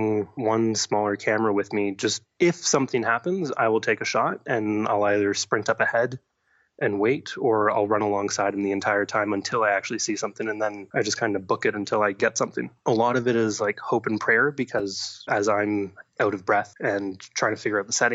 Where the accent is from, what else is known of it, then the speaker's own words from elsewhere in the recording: Ottawa, Ontario, Canada; also born or lived in Africa; I was born and raised in Ottawa, but my parents happened to work for the government and live overseas